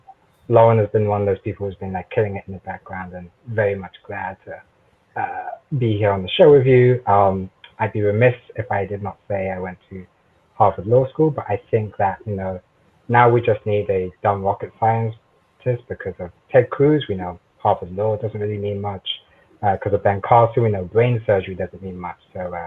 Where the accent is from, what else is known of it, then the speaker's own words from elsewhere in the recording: London, United Kingdom; moved away as an adult; also born or lived in Atlanta, Georgia; now in Washington, D.C., United States; I'm originally from the United Kingdom, a proud son of South London, born to West Indian parents and grew up there. And then when I was 18, got bored and went to Morehouse College in Atlanta